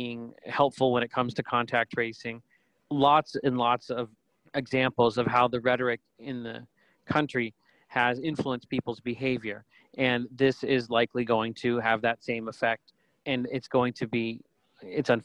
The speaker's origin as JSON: {"language": "English", "town": "Pittsburgh", "region": "Pennsylvania", "country": "United States", "tie": "born or raised there", "said": "my hometown in Pittsburgh"}